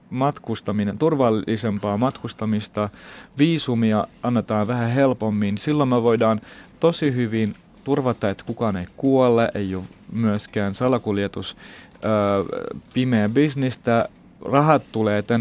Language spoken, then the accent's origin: Finnish; Finland; also born or lived in Baghdad, Iraq; vaikka mä oon syntynyt Bagdadissa, mä oon kasvanut täällä Suomessa. Et mä oon tullut 13-vuotiaana, nyt on yli puolet mun elämästä täällä.